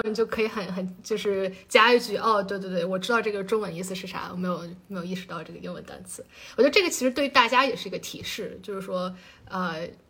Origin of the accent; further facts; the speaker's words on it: China; 就是是马克思，就是我们中国人非常熟悉的马克思。